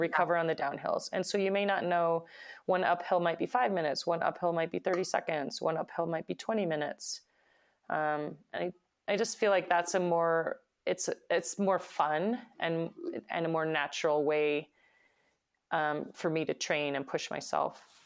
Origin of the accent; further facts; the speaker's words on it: Idaho, United States; my hometown